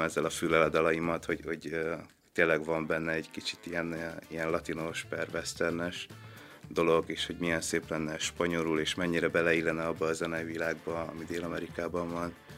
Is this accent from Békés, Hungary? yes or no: yes; Szabadkígyós, Békés, Hungary; hogyha Szabad Kígyusról Gyulára mentem el, akkor én azt már a messzinek éreztem